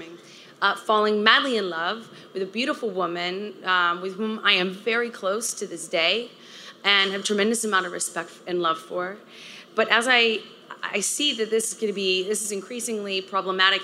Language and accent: English; Texas, United States; I grew up in the South in a conservative part of Texas